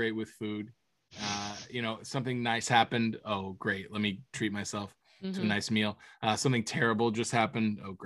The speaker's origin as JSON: {"language": "English", "region": "Florida", "country": "United States", "tie": "born or raised there", "said": "growing up in Florida"}